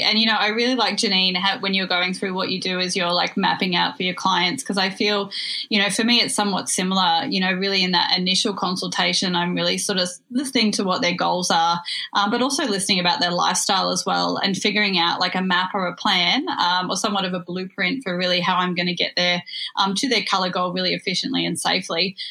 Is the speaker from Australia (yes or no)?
yes; Australia; now in New York, United States; I'm actually dialing in from across the world over in New York. So, I'm happy to be here with my fellow Australian and Kiwis